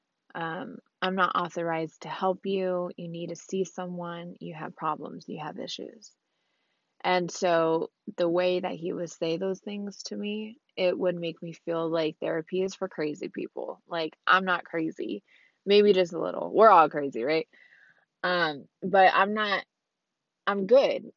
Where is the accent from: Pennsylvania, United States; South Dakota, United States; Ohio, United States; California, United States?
California, United States; Orange County; I'm from Orange County, California. All over Orange County that I know of. Born and raised in Orange County